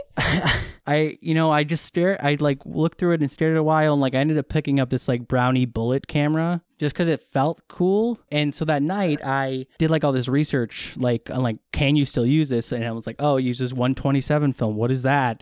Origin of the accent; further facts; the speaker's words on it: Wisconsin, United States; moved away as an adult; now in Los Angeles, United States; I am originally from Wisconsin, but I've been in LA since 2012